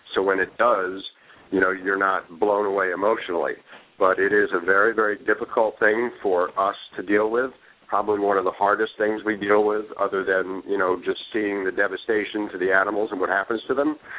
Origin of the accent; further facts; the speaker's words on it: Northwest New Jersey, United States; I'm just a simple country boy from Northwest New Jersey